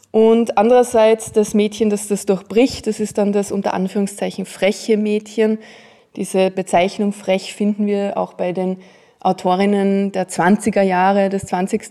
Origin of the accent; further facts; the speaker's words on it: Austria; Ich bin ja in den Bergen aufgewachsen